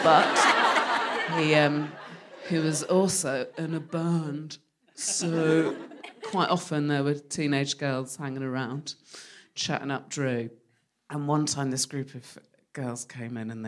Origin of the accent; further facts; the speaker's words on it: West Country, South West England, United Kingdom; moved away; I'm from the West Country, so started drinking when I was 12